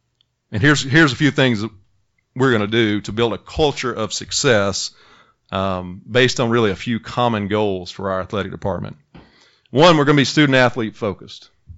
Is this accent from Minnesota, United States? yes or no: no; Holcomb, Mississippi, United States; moved away as an adult; I'm born in Holcomb, Mississippi, a town of about 800 in North Mississippi.